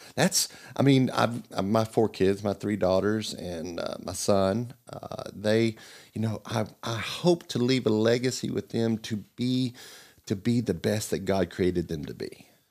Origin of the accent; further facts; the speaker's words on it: Melbourne, Florida, United States; moved away; also born or lived in Virginia; born in, uh, Florida, Melbourne.